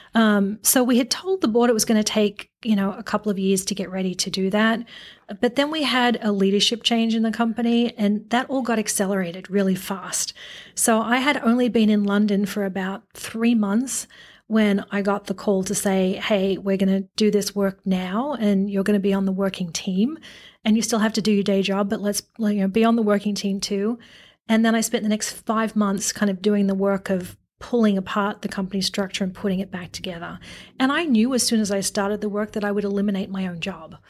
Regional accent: Australia; now in United States; the Aussie in me

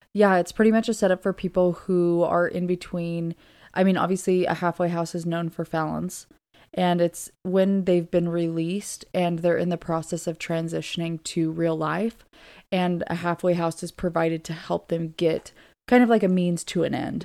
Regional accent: Southern Oregon, United States; moved away as an adult; also born or lived in Virginia; I am originally from Southern Oregon

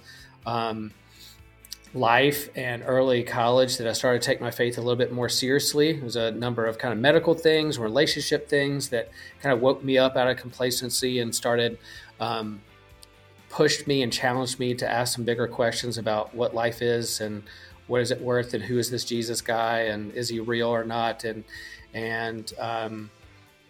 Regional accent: Wilmington, North Carolina, United States; I grew up in Wilmington, North Carolina.

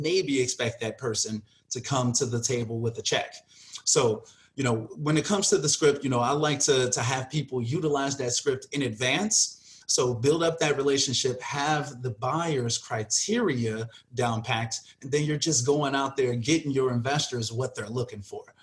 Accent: Chicago, Illinois, United States; moved away as an adult; now in Las Vegas, United States; I'm originally from Chicago. I was born and raised like in the suburbs of Chicago, out in Harvey and Markham

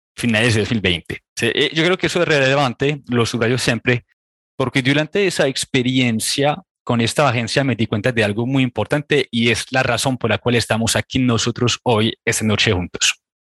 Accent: Réunion; Spanish is a second language; moved away as an adult; also born or lived in France; now in Colombia; yo soy de una pequeña isla que se llama La Reunión

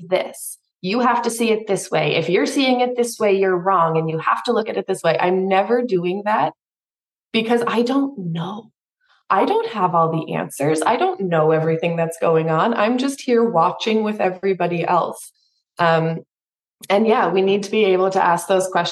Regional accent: Canada; I'm from Canada

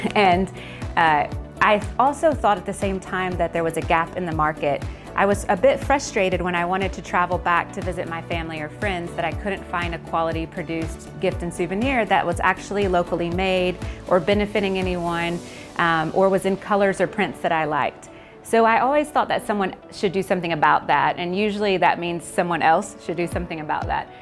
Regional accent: Texas, United States; moved away as an adult; now in Malaysia; Originally, I'm from Texas in the United States, and I've been living in Malaysia

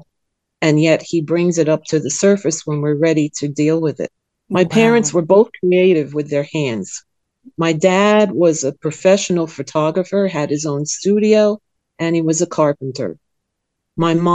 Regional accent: New Jersey, United States; now in Sweden; I was born in New Jersey, and I was raised in a Calvinist doctrine

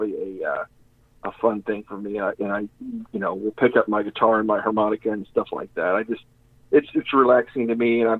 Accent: Humble, Texas, United States; growing up in Humble

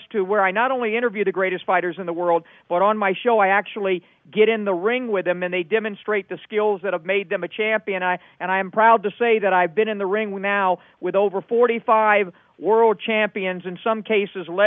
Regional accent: Miami, Florida, United States; when I was a little boy growing up in Miami

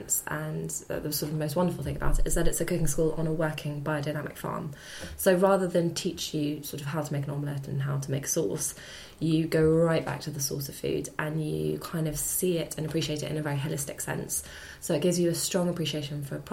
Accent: Hampshire, South East England, United Kingdom; I grew up in Hampshire

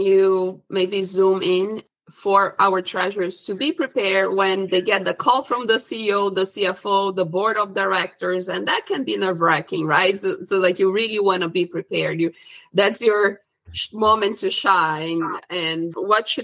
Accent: Brazil; moved away; I'm originally from Brazil and I went to school for economics

